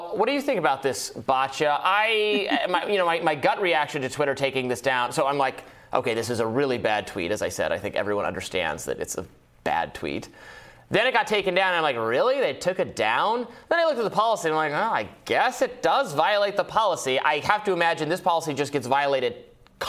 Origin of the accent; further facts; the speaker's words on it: United States; I'm an American.